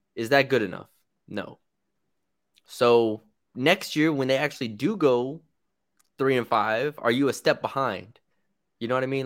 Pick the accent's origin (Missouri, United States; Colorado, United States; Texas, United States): Texas, United States; San Antonio; I'm from San Antonio.